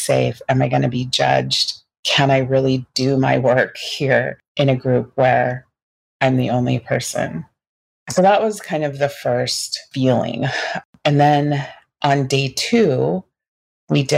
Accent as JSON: {"language": "English", "region": "Pacific Northwest", "country": "United States", "tie": "born or raised there", "said": "I grew up in the Pacific Northwest in an all-white environment."}